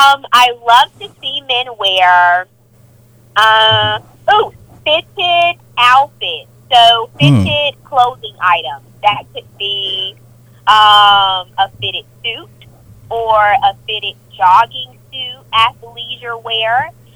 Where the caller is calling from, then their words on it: Atlanta, Georgia, United States; Oh, my gosh, I'm from Atlanta.